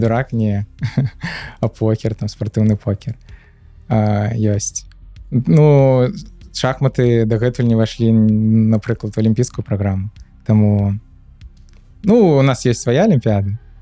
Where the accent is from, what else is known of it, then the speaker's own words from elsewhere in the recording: Minsk, Belarus; moved away as an adult; also born or lived in Georgia; now in Poland; нарадзіўся менску так. і жыў усё жыццё до 22 -го году менску